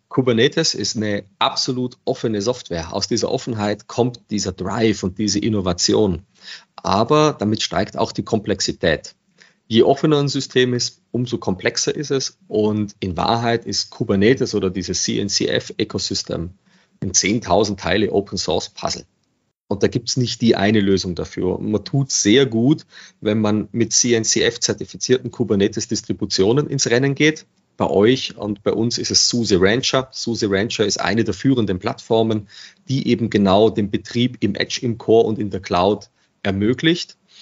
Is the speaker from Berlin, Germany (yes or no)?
no; Regensburg, Bavaria, Germany; now in Vienna, Austria; Ich bin gebürtiger Regensburger